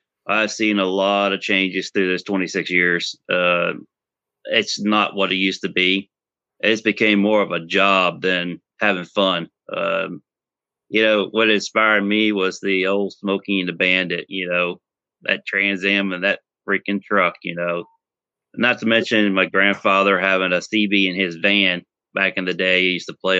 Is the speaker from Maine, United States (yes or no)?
no; Louisiana, United States; moved away; I'm originally from Louisiana